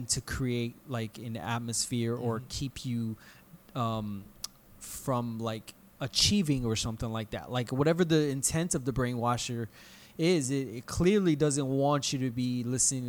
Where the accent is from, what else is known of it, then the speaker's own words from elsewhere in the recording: Chicago, Illinois, United States; I'm from Chicago